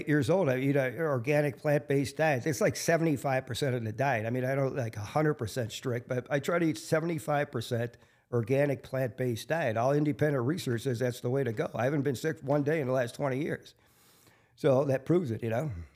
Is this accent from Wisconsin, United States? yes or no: yes; Milwaukee, Wisconsin, United States; I grew up on the South Side, you know, halfway between Wilson and Jackson Park.